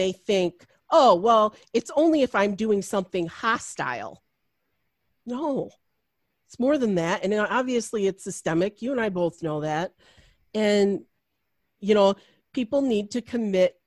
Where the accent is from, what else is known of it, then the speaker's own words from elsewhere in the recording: Macomb County, outside Detroit, Michigan, United States; I grew up in Macomb County, which is now like a bastion for Donald Trump.